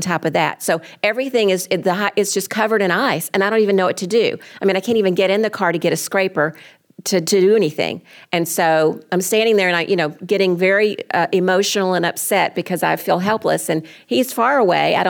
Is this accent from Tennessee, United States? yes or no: no; Atlanta, Georgia, United States; moved away as an adult; being from Atlanta